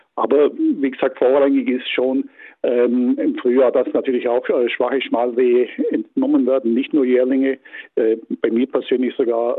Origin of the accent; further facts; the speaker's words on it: Baden-Württemberg, Germany; bei uns in Baden-Württemberg